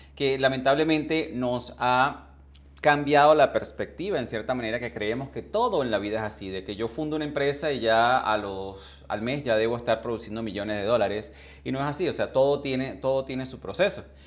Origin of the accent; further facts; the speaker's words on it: Venezuela; moved away as an adult; also born or lived in England; yo emigré de, de, de Venezuela hace más de 20 años hacia Inglaterra